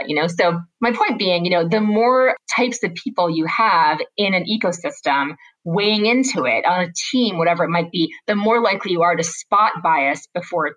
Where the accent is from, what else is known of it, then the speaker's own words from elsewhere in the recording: United States; I'm an American